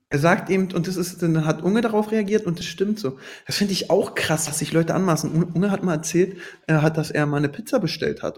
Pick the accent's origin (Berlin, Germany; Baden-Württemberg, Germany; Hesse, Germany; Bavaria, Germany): Berlin, Germany; Ich komme aus Berlin